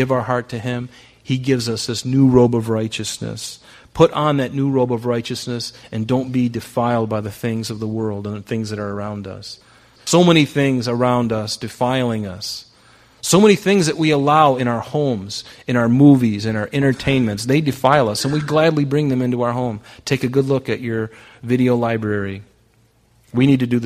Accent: United States; I'm American.

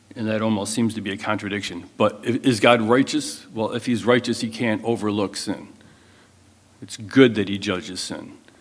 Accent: United States; as Americans

